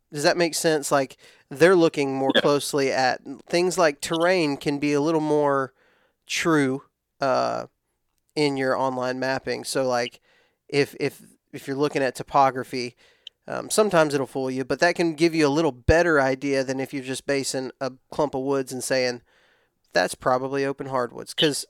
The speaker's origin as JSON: {"language": "English", "region": "Texas", "country": "United States", "said": "I'm from West Texas. Everything's really dry in West Texas."}